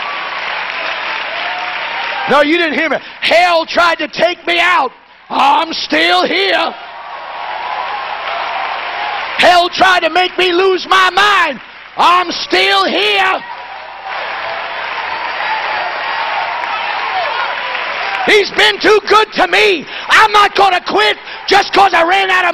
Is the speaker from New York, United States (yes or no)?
yes; New York City, New York, United States; When I was raised in New York City, they used to give you this little cliche in school.